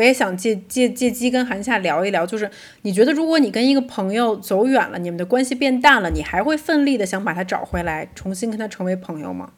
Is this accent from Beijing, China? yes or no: yes; Beijing, China; moved away; also born or lived in London; 我们是从小出生在北京，是跟水没有什么关系的一个地方